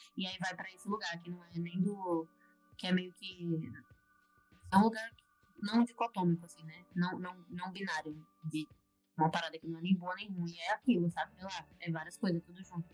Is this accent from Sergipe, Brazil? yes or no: yes; Aracaju, Sergipe, Brazil; now in Rio de Janeiro, Brazil; sou de Aracaju